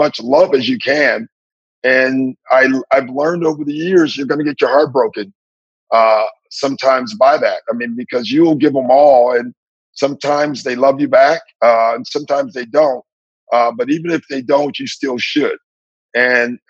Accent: Maywood, Illinois, United States; moved away; also born or lived in San Antonio; I'm from Maywood and I'm Black

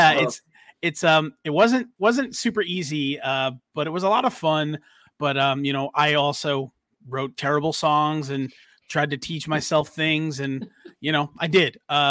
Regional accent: New York, United States; you know, Mikey and I were spoiled, you know, growing up near Manhattan where you could just take a train into the city

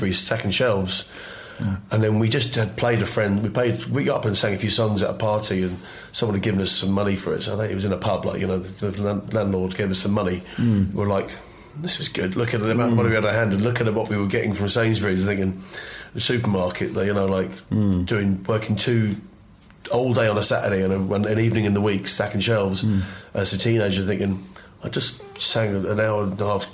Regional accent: London, United Kingdom; also born or lived in Twickenham; we grew up in the Irish community around West London

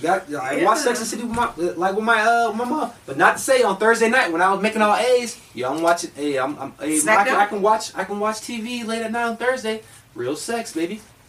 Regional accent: California, United States; now in Bluffton, United States; growing up in California

